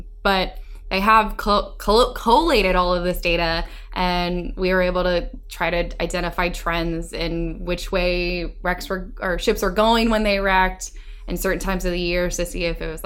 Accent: Chapel Hill, North Carolina, United States; I grew up in North Carolina. For all you North Carolinians out there, I was born and raised in Chapel Hill

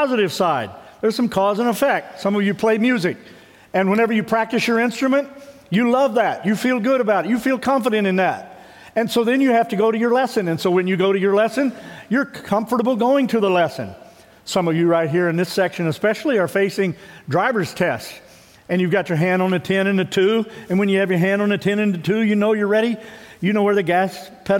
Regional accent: Midwest, United States; I grew up in the Midwest

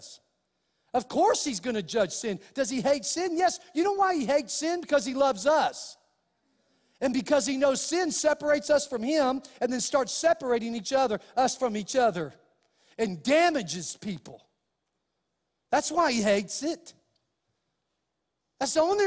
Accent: Clovis, United States; The church I went to in Clovis

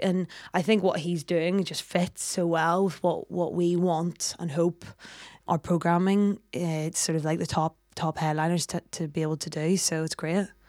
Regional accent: Belfast, Northern Ireland, United Kingdom; I'm from Belfast.

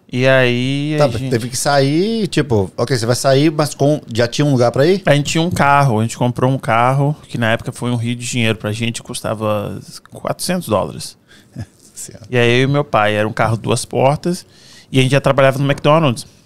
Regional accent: Cachoeiro de Itapemirim, Espírito Santo, Brazil; now in Fall River, United States; Ah, eu sou nascido e criado em Cachoeira Itapemirim, no Espírito Santo. Tenho 39 anos.

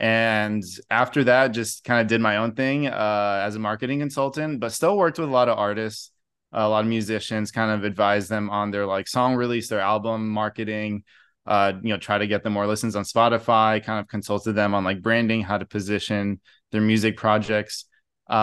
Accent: Brazil; So actually was born and raised in Brazil, grew up there. So that was kind of a big part of like our culture, is just Sunday barbecues.

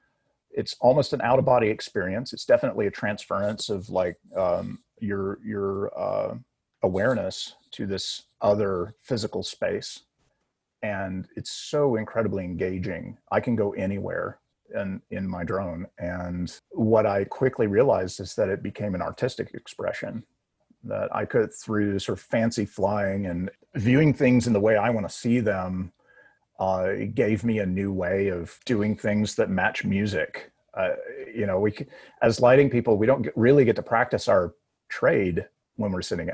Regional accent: Nashville, Tennessee, United States; also born or lived in Los Angeles, California / Kingston Springs, Tennessee; I actually grew up here, graduated from Cheatham County Central High School

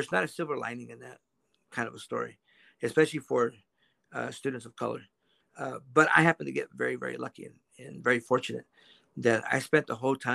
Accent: Quincy, Washington, United States; I grew up as a migrant kid, probably just like you, Jose, in the state of Washington

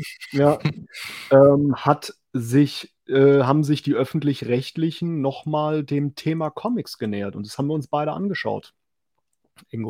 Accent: West Germany, Germany; weil ich jetzt so als Wessi bin

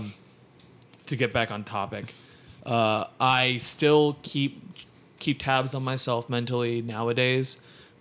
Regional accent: O'Fallon, Missouri, United States; now in Phoenix, United States; I grew up in Missouri.

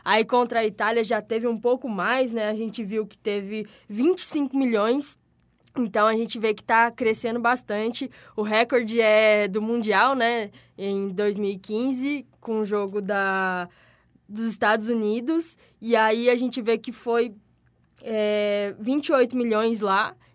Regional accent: interior of São Paulo, Brazil; accent: caipira R (interior paulista); now in Rio Grande do Norte, Brazil; eu sou do interior de São Paulo. Algumas pessoas já deram enterrido por causa do R

